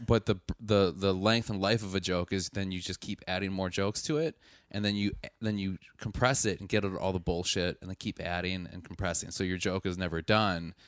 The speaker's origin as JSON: {"language": "English", "region": "Wisconsin", "country": "United States", "said": "I'm from Wisconsin, so I know the hunting lingo"}